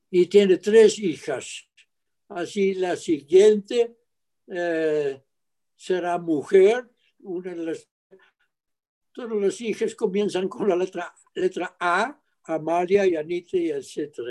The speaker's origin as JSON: {"language": "Spanish", "country": "Mexico", "tie": "born there", "said": "vamos a México. México, dije, que ya es mi tierra, ahí nací."}